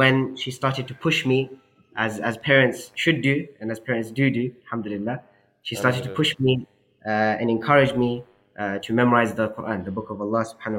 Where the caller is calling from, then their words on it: London, United Kingdom; I'm calling you from Whitechapel, next to East London Masjid.